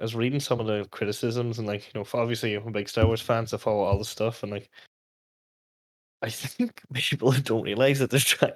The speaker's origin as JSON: {"language": "English", "town": "Letterkenny", "region": "Ulster", "country": "Ireland", "tie": "born or raised there", "said": "my hometown"}